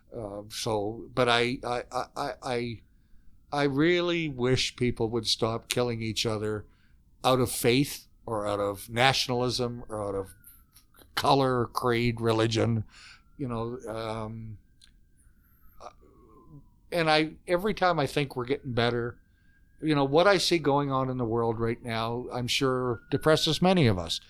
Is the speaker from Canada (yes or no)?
yes; Fredericton, New Brunswick, Canada; accent: Eastern Canada; I come from New Brunswick, which is a province torn apart by language